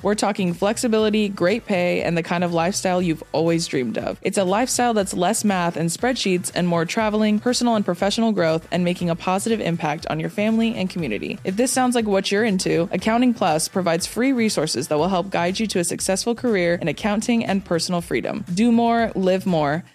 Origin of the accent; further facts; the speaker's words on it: Riverside County, Southern California, United States; also born or lived in Orange County; I'm from, like, uh, Riverside County area